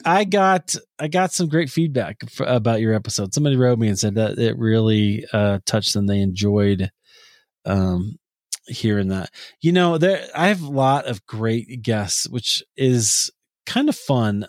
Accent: Des Moines, Iowa, United States; my hometown of Des Moines, Iowa

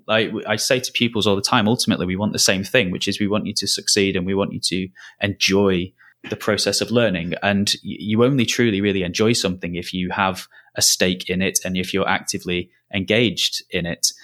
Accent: Lancashire, North West England, United Kingdom; moved away as an adult; also born or lived in Merseyside; I'm not from the Southeast, as, as you might be able to tell from the accent. I'm from Lancashire originally

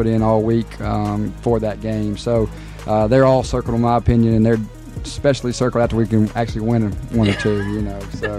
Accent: Montgomery, Alabama, United States; moved away as an adult; now in Marshall County, United States; I'm not from here. I'm from Montgomery. So it's going in my fourth year, and I've gotten used to the Marshall County

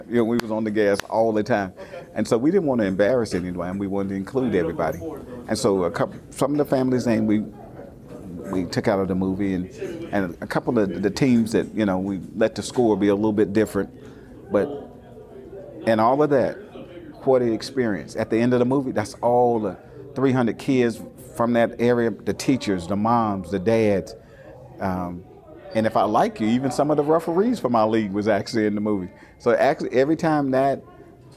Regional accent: McComb, Mississippi, United States; moved away; also born or lived in Richmond, California; I grew up in Macomb, Mississippi

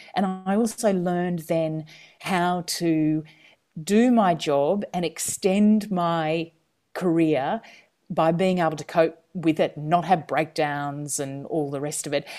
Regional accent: country Queensland, Australia; moved away as an adult; also born or lived in Washington, D.C.; I'm a Queenslander

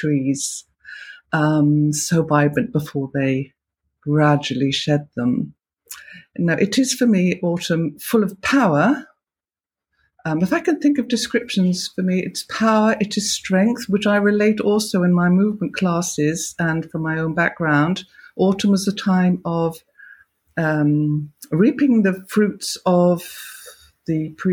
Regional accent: Gloucestershire, South West England, United Kingdom; moved away; I come from Gloucestershire originally

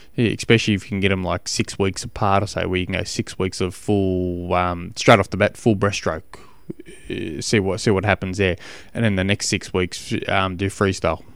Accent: Australia; I'm an Australian

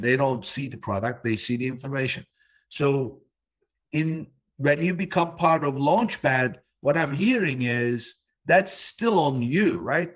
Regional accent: Turkey; now in United States; I was born in Turkey

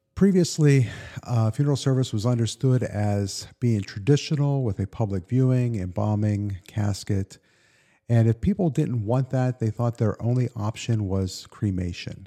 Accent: Western Pennsylvania, United States; moved away as an adult; also born or lived in Pittsburgh / Elizabethtown; I grew up in Western Pennsylvania

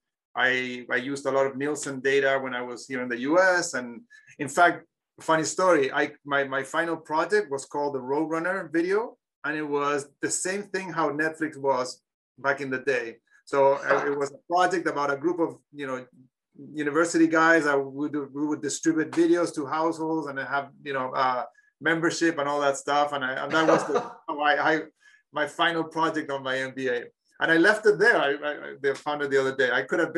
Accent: Chile; moved away; I'm from Chile.

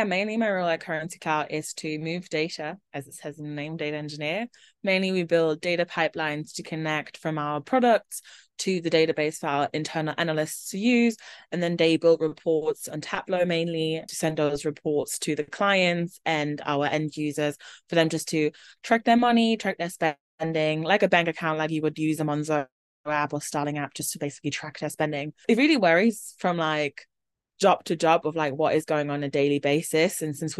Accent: Germany; because I'm originally from Germany, so it had to be an international background check.

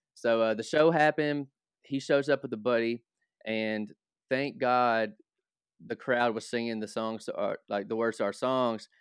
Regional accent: Hopkinsville, Kentucky, United States; So, Hopkinsville is only an hour north of Nashville. So, I grew up around country music

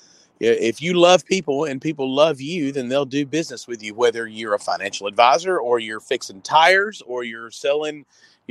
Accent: Fayette, Alabama, United States; also born or lived in Montgomery, Alabama / Northport, Alabama; I'm from Fayette originally, which is about 40 minutes north of here.

